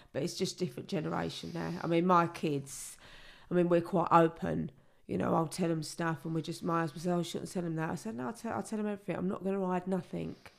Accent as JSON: {"language": "English", "region": "London", "country": "United Kingdom", "tie": "born or raised there", "said": "I was brought up in the East End in the seventies and the eighties"}